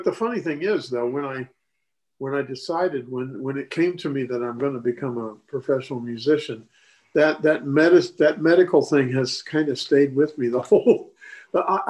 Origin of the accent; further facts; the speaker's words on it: Decatur, United States; When I was growing up in Decatur, the school system there was really good